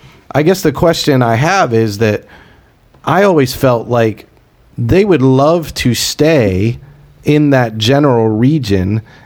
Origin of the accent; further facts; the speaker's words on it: United States; I'm an American